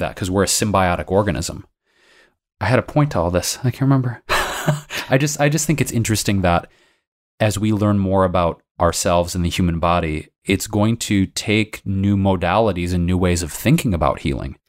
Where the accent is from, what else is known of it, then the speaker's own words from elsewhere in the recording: Detroit, Michigan, United States; now in Los Angeles, United States; Detroit, my hometown, Michigan